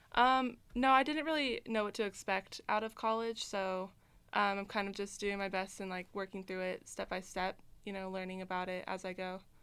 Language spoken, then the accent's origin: English; Reno, Nevada, United States; I grew up in Reno